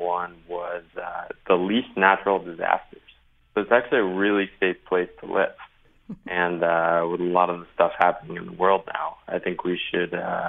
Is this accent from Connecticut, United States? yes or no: yes; Connecticut, United States; So as background, I grew up, born and raised in Connecticut, went to the University of Connecticut, so proud, definitely proud of the state